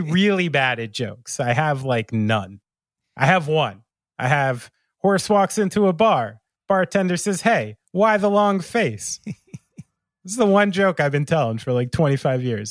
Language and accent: English; New Jersey, United States; someone like me from New Jersey